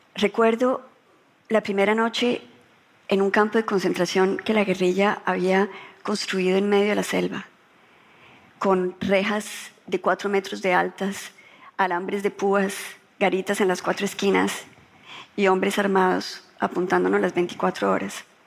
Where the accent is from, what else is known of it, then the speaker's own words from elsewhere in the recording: Colombia; cuando yo ingresé a la política en Colombia